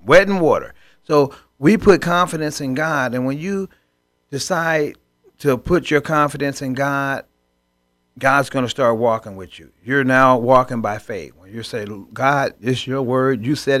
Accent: Chicago, Illinois, United States; Remember old Milwaukee? I grew up in Chicago.

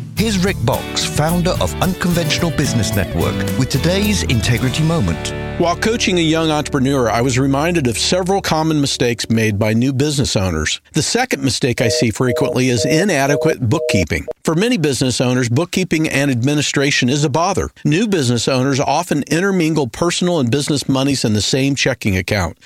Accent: East Bay, California, United States; we came from the East Bay

